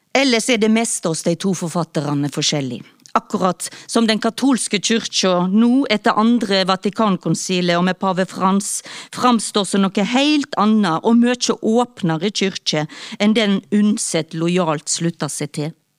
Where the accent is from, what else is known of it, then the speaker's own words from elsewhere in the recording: Stord, Vestland, Norway; now in Oslo, Norway; Jeg kommer fra Stord, som ligger mellom Haugesund og Strandebarm.